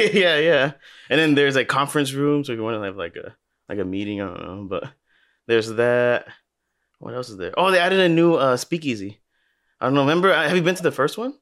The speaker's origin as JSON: {"language": "English", "town": "Los Angeles", "region": "California", "country": "United States", "tie": "born or raised there", "also_born_or_lived": "Glendale, California", "said": "we went to Granada Hills"}